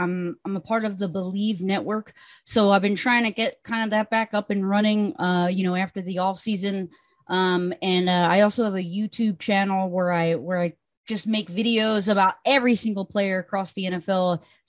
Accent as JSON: {"language": "English", "region": "New Jersey", "country": "United States", "tie": "born or raised there", "said": "Honestly, I grew up in Jersey, so I have a lot of history and I know a lot about the NFC East."}